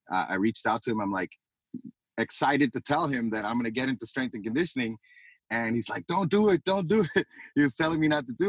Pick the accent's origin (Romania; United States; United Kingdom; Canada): United States; Miami, Florida; now in Tampa, United States; I'm from Miami. I grew up in Kendall